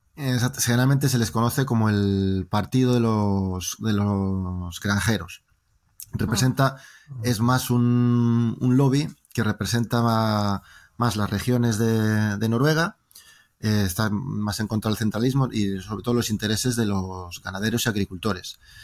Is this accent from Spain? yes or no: yes; Valladolid, Castile and León, Spain; accent: Spanish; moved away as an adult; also born or lived in Norway; now in Drammen, Norway; Yo soy español, me interesa lo que pasa en España